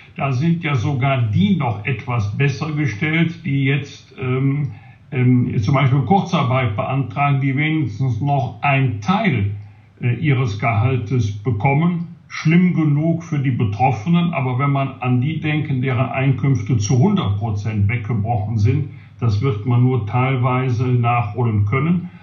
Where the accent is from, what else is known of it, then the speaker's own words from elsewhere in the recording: Bergisch Gladbach, North Rhine-Westphalia, Germany; in meiner Heimatstadt Bergisch landbach